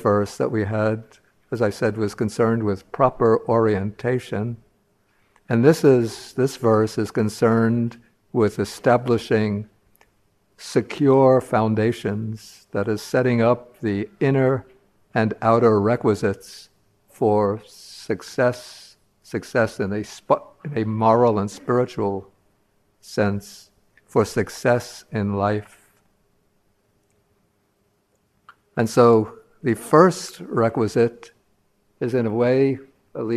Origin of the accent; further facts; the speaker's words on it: New York City, New York, United States; I grew up in New York City.